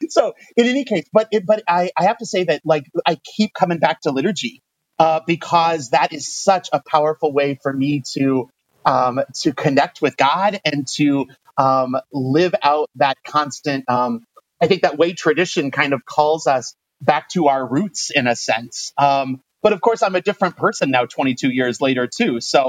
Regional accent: Cerro Gordo, Illinois, United States; I'm online today from my hometown of Cerro Gordo, Illinois, population 1,500. But I have to say, we live in the suburbs. We live on a corn and soybean farm about 4 miles outside of town.

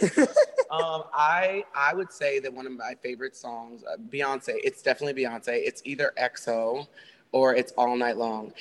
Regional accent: Texas, United States; now in Los Angeles, United States; I grew up in the Bible Belt of Texas

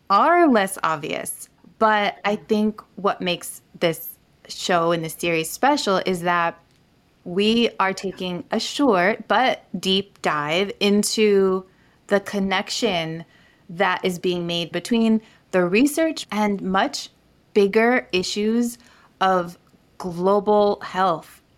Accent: Niger; moved away; I grew up in Niger, West Africa

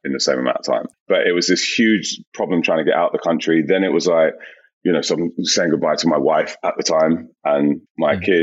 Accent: London, United Kingdom; growing up in South London, the school I went to, was very multicultural

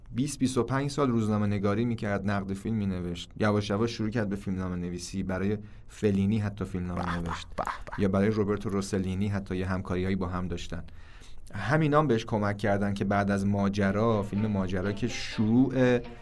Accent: Iran; ما ایرانی هستیم

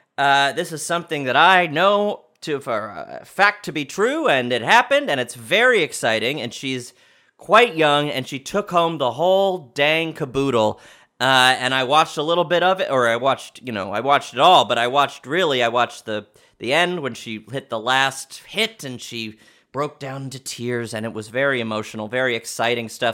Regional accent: New York, United States; I was born in New York, raised in New York

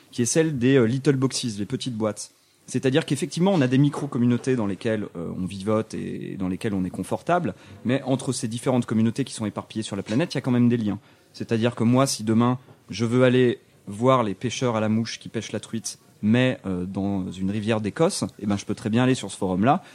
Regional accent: France; je suis français.

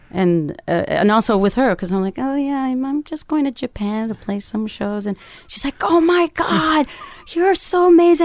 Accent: Canada; moved away as an adult; also born or lived in Toronto; now in Berlin, Germany; my dad and my brother made me play hockey 'cause I'm Canadian

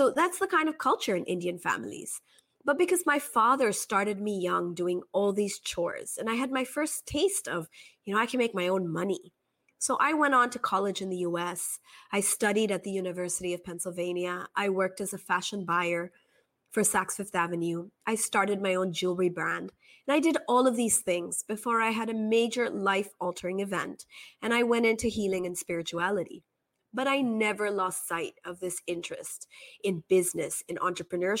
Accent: Kobe, Hyogo, Japan; I grew up in Japan in a small town called Kobe

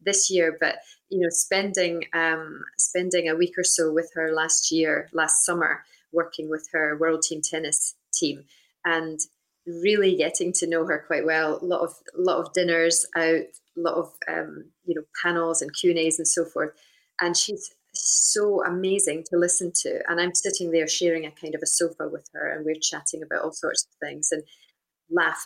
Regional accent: Scotland, United Kingdom

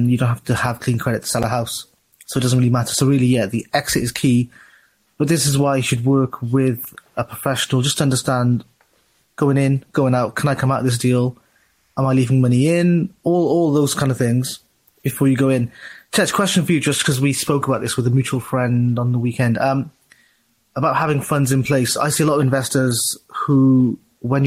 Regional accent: South Wales, United Kingdom; I'm actually from South Wales, not from Birmingham

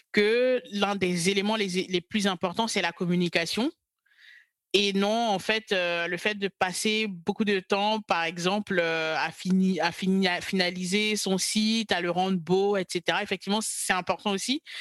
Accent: Côte d’Ivoire; moved away as an adult; now in France; j'ai grandi euh, en Côte d'Ivoire et je suis, je suis ivoirienne. Et euh, je suis arrivée en France euh, à l'âge de 20 ans pour poursuivre mes études.

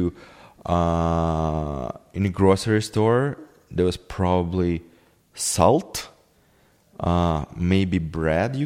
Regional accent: Kyiv, Ukraine; English is a second language; moved away; I'm from Kiev. I was born in Kiev and I grew up in a city.

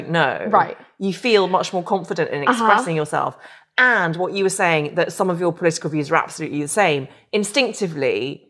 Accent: Northern Ireland, United Kingdom; So I grew up in Ireland, and if you've ever watched Derry Girls, that was absolutely my era, my experience. And I went to secondary school in Belfast.

